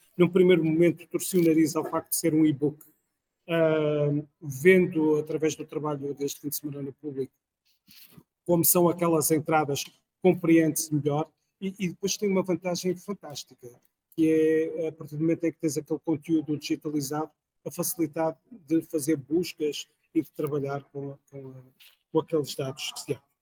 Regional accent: Porto, Norte, Portugal; sou do Porto

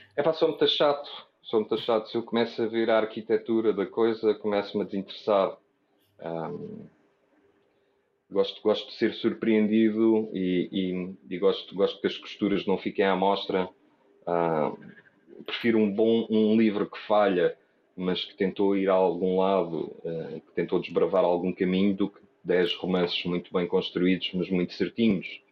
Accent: Portugal; sou português

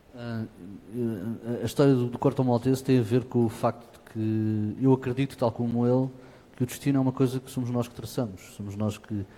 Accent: near Lisbon, Portugal; nasci em Portugal e, portanto, nasci perto de Lisboa, venho de uma família ligada ao fado

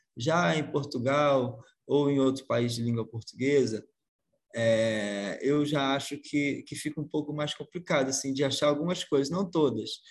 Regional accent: Brazil; accent: Brazilian; a gente aqui, a gente tem um sotaque que já virou outra coisa

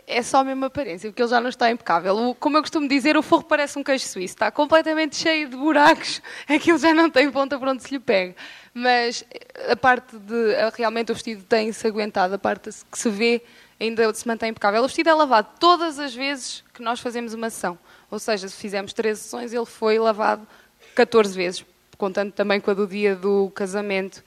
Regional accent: Moimenta da Beira, Viseu, Portugal; also born or lived in Coimbra; nós somos de Moimenta da Beira, e para quem não sabe, Moimenta da Beira é mesmo no coração de Portugal

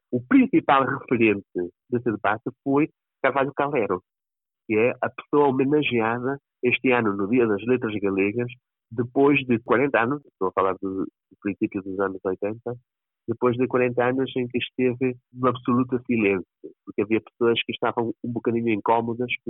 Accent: a village in the north of Galicia, Spain; Eu sou de uma aldeia, já nem sequer sou de uma, de uma cidade, e a, e a minha aldeia, eu nasci numa aldeia do norte da Galiza, e que fica longe de qualquer cidade.

